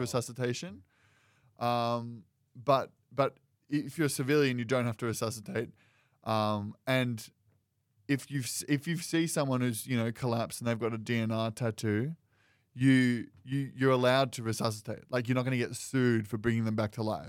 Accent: United States; I'm Welsh and Scottish. American

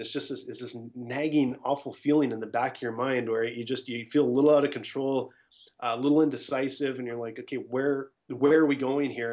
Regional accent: Edmonton, Alberta, Canada; also born or lived in Ottawa / Scottsdale, Arizona; I'm from Edmonton, Alberta

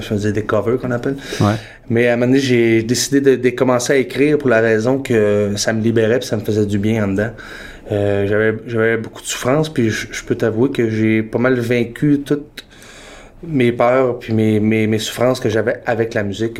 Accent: Quebec, Canada; also born or lived in Toronto; now in Montreal, Canada; j'ai grandi au Lac-Saint-Jean

